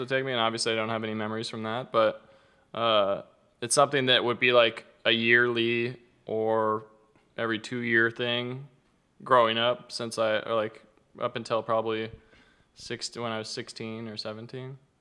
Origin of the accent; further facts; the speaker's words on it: Arizona, United States; moved away; also born or lived in Southern California; growing up in Arizona